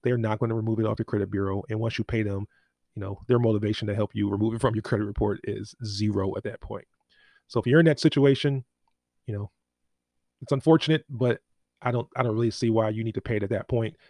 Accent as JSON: {"language": "English", "town": "Inglewood", "region": "California", "country": "United States", "tie": "born or raised there", "said": "I grew up in Inglewood"}